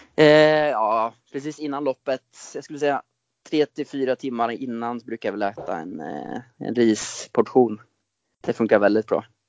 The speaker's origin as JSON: {"language": "Swedish", "town": "Ljungsbro", "region": "Östergötland", "country": "Sweden", "tie": "born or raised there", "also_born_or_lived": "Norway", "said": "jag är upp, uppvuxen i eh, Ljungsbro strax utanför Linköping och det är där jag är just nu också"}